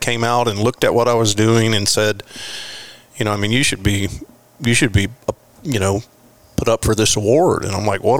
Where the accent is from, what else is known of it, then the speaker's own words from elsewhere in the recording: Florida, United States; moved away as an adult; now in Texas, United States; where I was born and raised in Florida